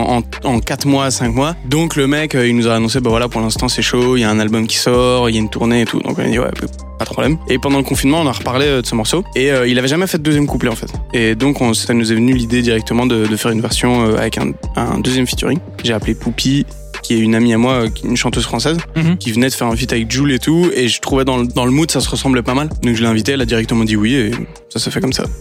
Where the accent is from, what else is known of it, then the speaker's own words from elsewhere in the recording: Brussels, Brussels-Capital Region, Belgium; je suis né en Belgique, je suis pas belge, je suis italien, ma mère est espagnole